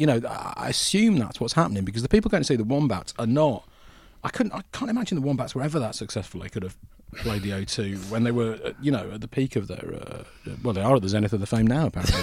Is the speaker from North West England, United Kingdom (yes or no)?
no; Buckinghamshire, South East England, United Kingdom; also born or lived in Yorkshire; I grew up in Yorkshire initially and then my family moved to Buckinghamshire